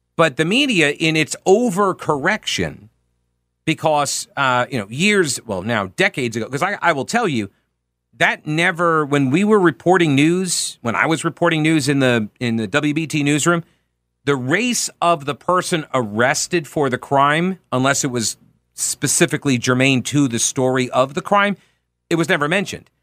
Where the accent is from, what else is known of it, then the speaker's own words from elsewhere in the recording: Long Island, New York, United States; now in Charlotte, United States; I'm from Long Island.